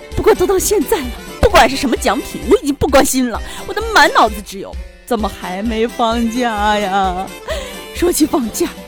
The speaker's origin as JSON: {"language": "Chinese", "region": "northern China", "country": "China", "said": "因为我是个北方人"}